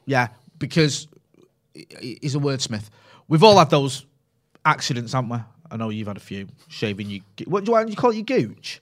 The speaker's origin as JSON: {"language": "English", "area": "Greater Manchester", "region": "North West England", "country": "United Kingdom", "tie": "born or raised there", "accent": "Mancunian"}